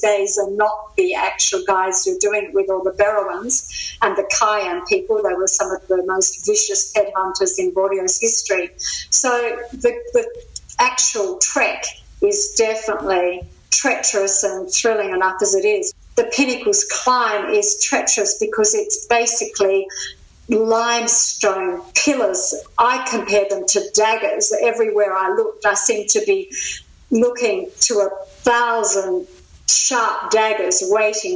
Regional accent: Tasmania, Australia; I'm from Tassie. I'm an islander

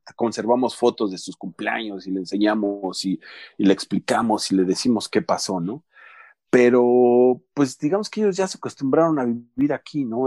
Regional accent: Mexico; moved away as an adult; also born or lived in United States; now in Calgary, Canada; cuando yo recién salí de México

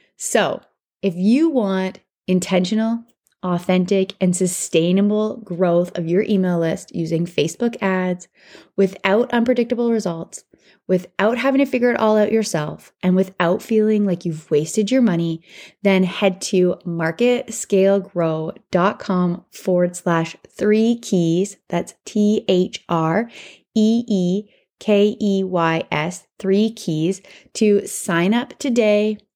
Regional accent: Canada; I'm Canadian

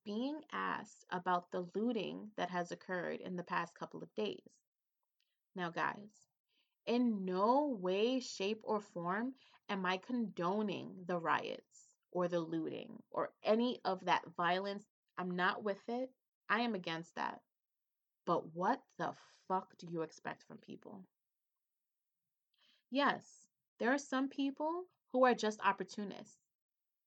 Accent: New York City, New York, United States; a Hispanic woman from the Bronx.

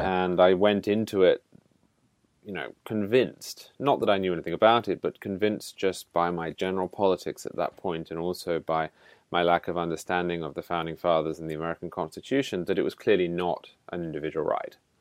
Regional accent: United Kingdom; moved away; as a Brit

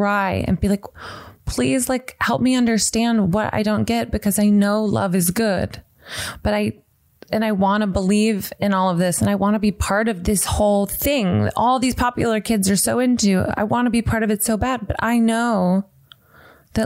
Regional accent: the South, United States; now in Santa Monica, United States; growing up in the South, which was really religious

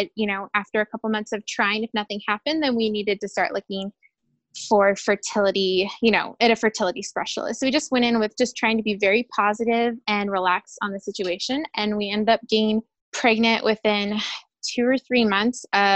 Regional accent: Riverside, California, United States; moved away as an adult; also born or lived in Redlands, California; now in El Paso, United States; I'm born and raised in Riverside, which is very close to Redlands, California

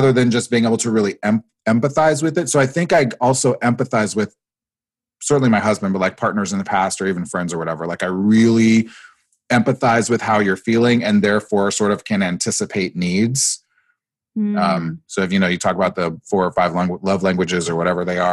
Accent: Nebraska, United States; I grew up in Nebraska, actually, of all places

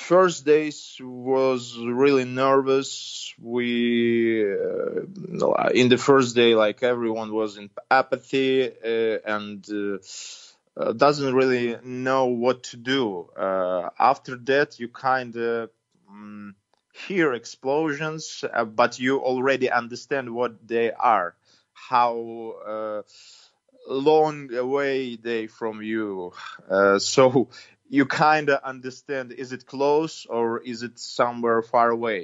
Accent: Ukraine; now in Kyiv, Ukraine; our country

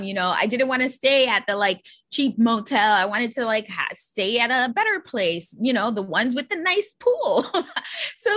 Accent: New York City, New York, United States; I'm born and raised in New York City and actually grew up in the Bronx

